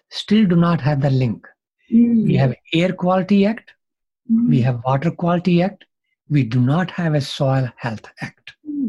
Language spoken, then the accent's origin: English; Punjab, India; You know, I grew up in Punjab, even the Pakistan side of Punjab.